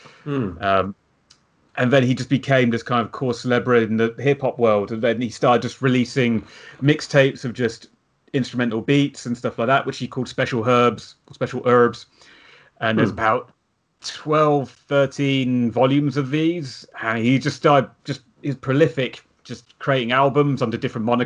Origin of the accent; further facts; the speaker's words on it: United Kingdom; as Brits